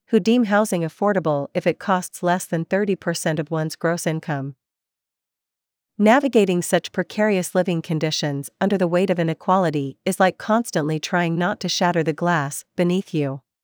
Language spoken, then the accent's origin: English; Vancouver, British Columbia, Canada; Vancouver is my hometown